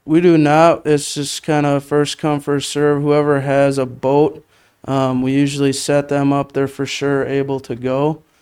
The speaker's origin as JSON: {"language": "English", "town": "Menasha", "region": "Wisconsin", "country": "United States", "tie": "born or raised there", "said": "I grew up in Menasha"}